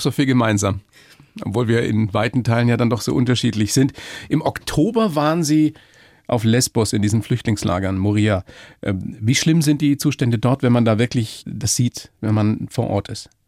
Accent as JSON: {"language": "German", "region": "Bavaria", "country": "Germany", "said": "hier bei uns in Bayern"}